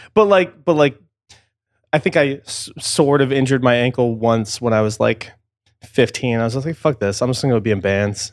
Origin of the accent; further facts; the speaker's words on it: suburban Massachusetts, United States; moved away; grew up sort of in, like, suburban Massachusetts